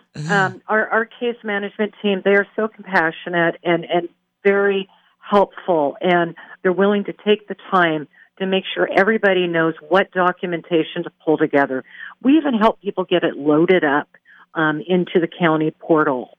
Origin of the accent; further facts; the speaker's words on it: Pacific Northwest, United States; moved away; I'm from the Pacific Northwest